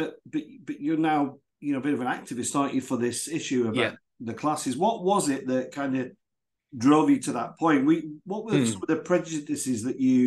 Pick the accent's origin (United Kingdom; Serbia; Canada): United Kingdom; Burnley, North West England; I'm from Burnley. I grew up in Burnley.